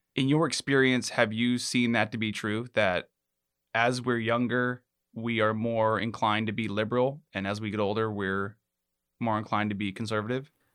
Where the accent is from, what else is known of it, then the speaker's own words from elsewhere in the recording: Alaska, United States; I'm from Alaska